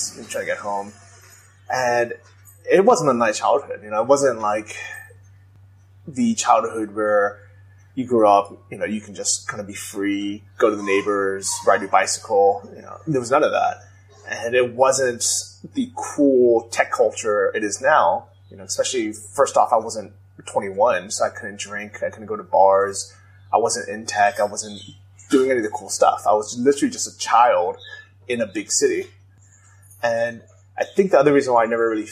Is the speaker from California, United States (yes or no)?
yes; San Francisco, California, United States; I grew up in San Francisco.